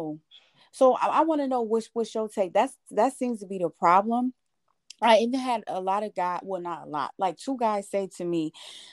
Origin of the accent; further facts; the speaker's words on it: Buffalo, New York, United States; moved away as an adult; now in Georgia, United States; I'm from Buffalo, New York